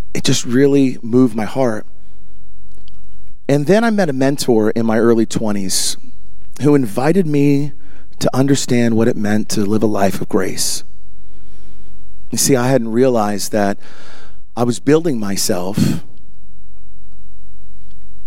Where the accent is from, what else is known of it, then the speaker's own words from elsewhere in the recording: Voorhees, New Jersey, United States; also born or lived in Canada; I actually was born in Canada, but went to high school in Voorhees